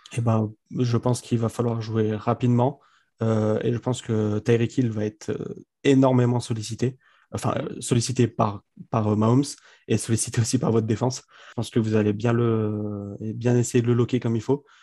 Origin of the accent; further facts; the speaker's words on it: Grenoble, Auvergne-Rhône-Alpes, France; je suis de Grenoble